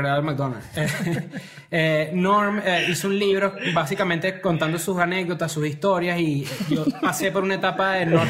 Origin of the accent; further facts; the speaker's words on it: Venezuela; now in Mexico; también venimos de Venezuela